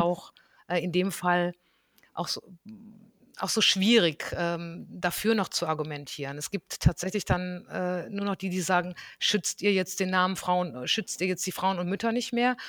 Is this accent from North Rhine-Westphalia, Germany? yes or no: yes; North Rhine-Westphalia, Germany; ich bin, ähm, ganz behütet am Niederrhein aufgewachsen